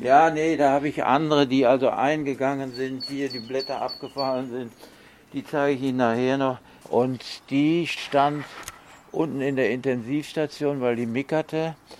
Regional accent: North Rhine-Westphalia, Germany; now in Leverkusen, Germany; ich komme ja aus Westfalen

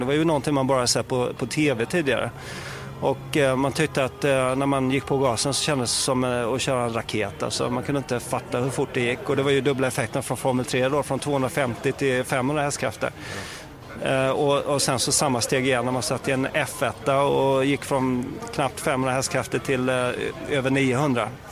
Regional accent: Sweden; som svensk

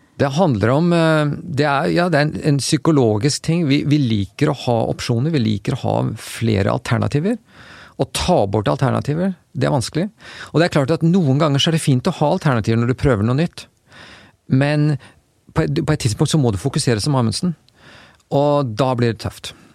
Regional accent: Oslo, Norway; moved away as an adult; now in United States; Jeg vokste jo opp eh, her i Oslo

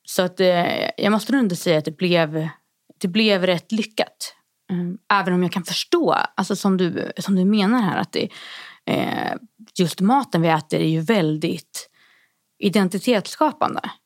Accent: Härnösand, Västernorrland County, Sweden; min hemkommun Härnösand i Västernorrland

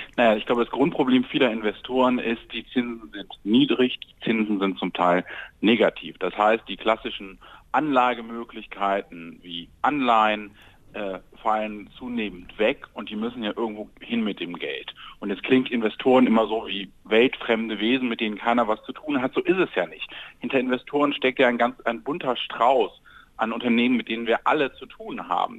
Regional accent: Mönchengladbach, North Rhine-Westphalia, Germany; ich komme gebürtig aus Mönchengladbach

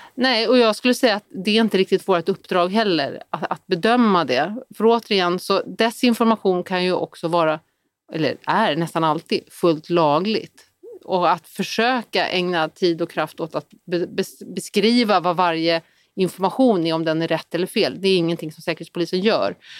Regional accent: Sweden; vi är otroligt många svenskar

